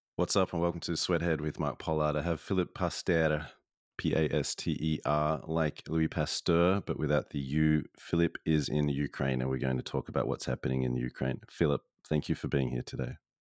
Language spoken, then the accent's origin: English; Australia; I grew up in Australia